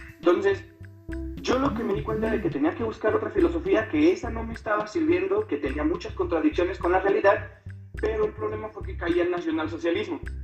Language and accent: Spanish; Salamanca, Guanajuato, Mexico; now in San Miguel de Allende, Mexico; soy de, de Salamanca, Guanajuato, originario, pero ahorita estoy viviendo en San Miguel de Allende